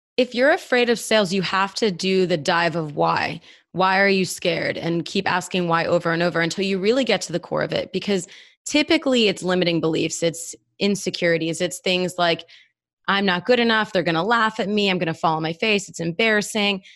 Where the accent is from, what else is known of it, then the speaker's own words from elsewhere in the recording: Northeast, United States; now in Atlanta, United States; I'm from the Northeast.